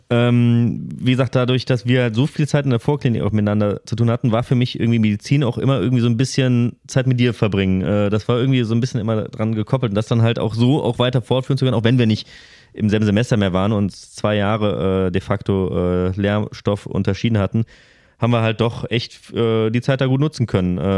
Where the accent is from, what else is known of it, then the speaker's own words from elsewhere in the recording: Cologne, North Rhine-Westphalia, Germany; Also ich hatte jetzt nichts vermisst, was man als Kölner so kannte.